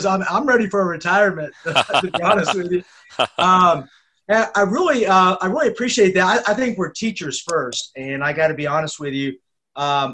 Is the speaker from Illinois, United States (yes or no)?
no; San Jose, California, United States; now in Georgia, United States; I grew up in California, so I'm from San Jose, California, and I grew up in a sports family.